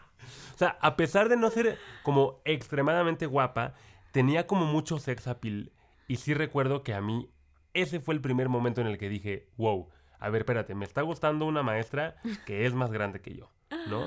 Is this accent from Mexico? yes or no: yes; Mexico; acá en mi pueblo